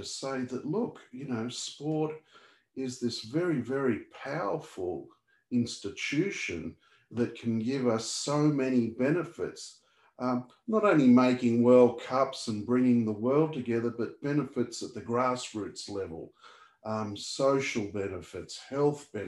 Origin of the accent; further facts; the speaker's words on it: Sydney, New South Wales, Australia; I grew up in Australia